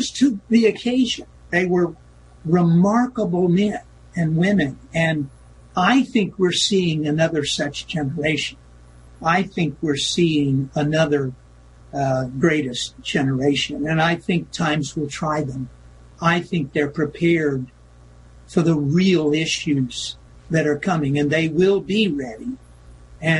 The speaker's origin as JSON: {"language": "English", "country": "United States", "said": "as an American, as a believer in individual liberty"}